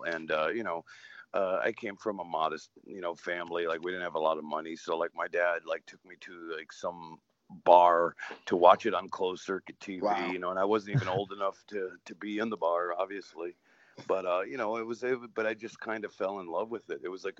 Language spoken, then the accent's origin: English; Waterbury, Connecticut, United States; I was born and raised in Connecticut, Waterbury, Connecticut.